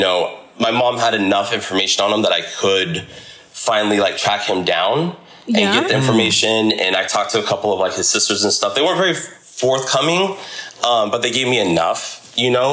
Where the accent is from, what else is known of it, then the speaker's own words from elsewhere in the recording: Simi Valley, California, United States; including myself here in Simi Valley